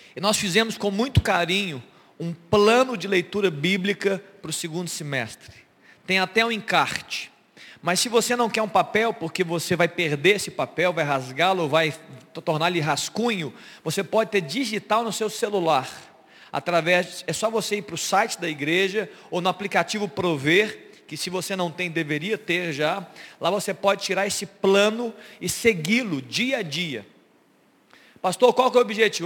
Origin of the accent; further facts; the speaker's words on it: Brazil; sou brasileiro